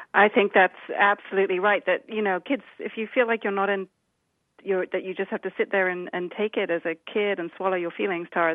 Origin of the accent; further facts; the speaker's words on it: United Kingdom; accent: British; now in Washington, D.C., United States; You might be able to tell from my accent that uh, I'm, I'm the British one